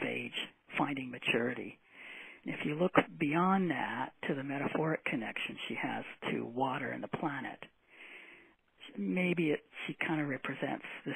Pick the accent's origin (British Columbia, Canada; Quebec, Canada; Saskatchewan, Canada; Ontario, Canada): Quebec, Canada; Granby; I was born in Granby, Quebec, known for its zoo